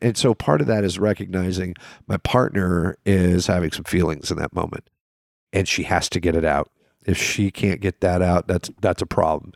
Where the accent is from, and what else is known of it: the South, United States